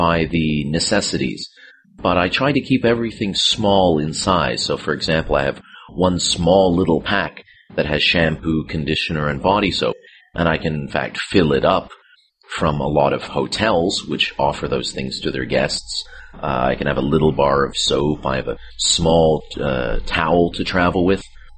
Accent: Canada; being Canadian and descended from cold weather countries

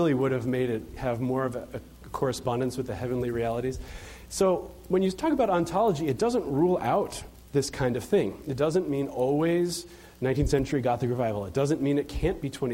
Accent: Chicago, Illinois, United States; I'm from Chicago

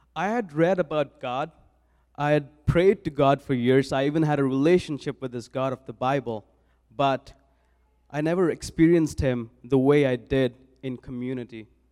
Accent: New Delhi, Delhi, India; moved away as an adult; now in Saskatoon, Canada; I was born and raised in New Delhi, India

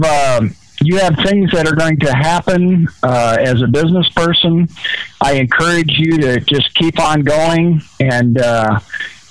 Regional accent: Iowa, United States; now in Omaha, United States; I'm calling from Nebraska, Bellevue, Nebraska, actually Omaha, and Iowa is my hometown

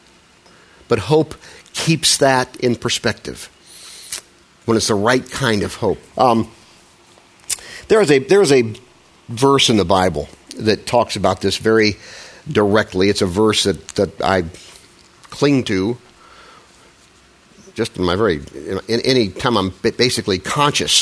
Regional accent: Midwest, United States; I'm a Midwesterner.

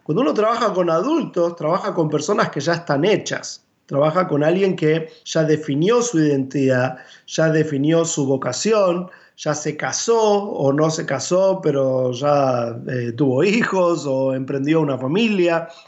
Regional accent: Buenos Aires, Argentina; Me crié en la iglesia en Buenos Aires, eh, nací en la capital federal

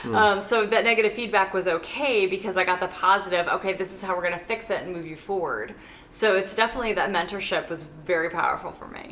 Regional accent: Saudi Arabia; I grew up in Saudi Arabia around a myriad of other cultures and experiences and people.

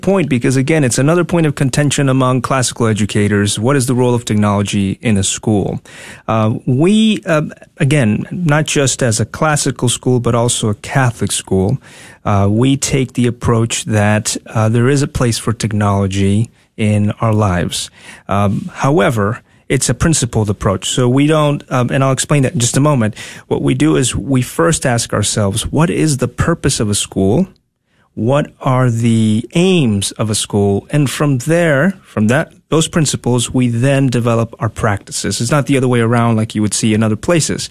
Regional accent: Tegucigalpa, Francisco Morazán, Honduras; moved away as an adult; also born or lived in Dallas, Texas; now in United States; born and raised in Honduras, capital city, Tegucigalpa, I moved here when I was nineteen

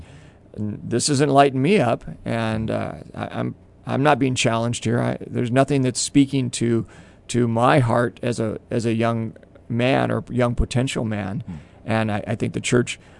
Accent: Southern California, United States; I was raised in Southern California in a beach community

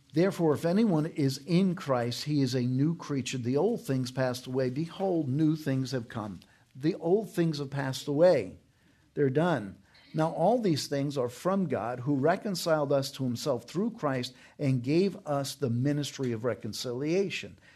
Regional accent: New York, United States; moved away; When I was growing up in New York, we had a Cardinal, Cardinal John O'Connor.

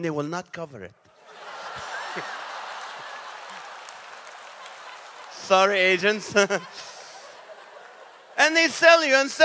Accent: Nazareth, Northern District, Israel; now in United States; I was born in the city of Nazareth in Israel.

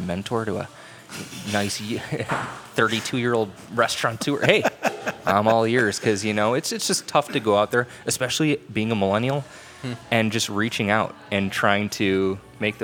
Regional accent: McHenry, Illinois, United States; moved away as an adult; also born or lived in Mokena, Illinois; I'm from McHenry, Illinois, northwest suburbs

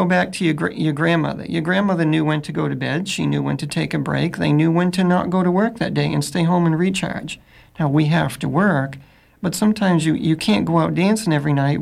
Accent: Augusta, Maine, United States; I'm from Augusta

